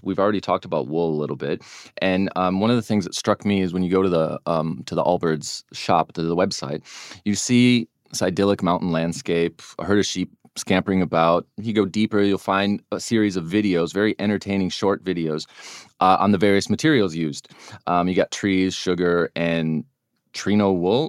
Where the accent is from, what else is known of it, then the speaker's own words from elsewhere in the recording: United States; I'm an American